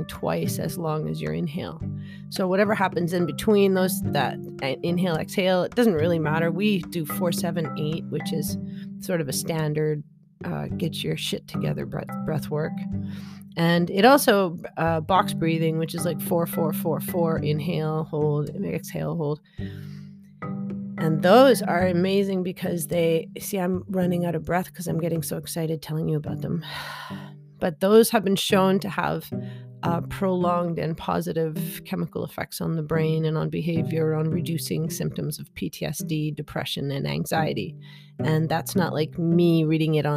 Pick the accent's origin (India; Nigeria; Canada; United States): Canada; I'm Canadian, I'm an adult